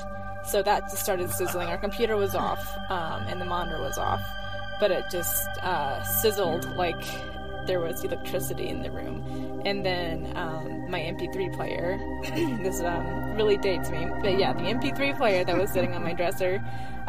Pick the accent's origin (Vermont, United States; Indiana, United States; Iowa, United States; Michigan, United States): Iowa, United States; now in Utah, United States; I live in Utah, but I grew up in Iowa.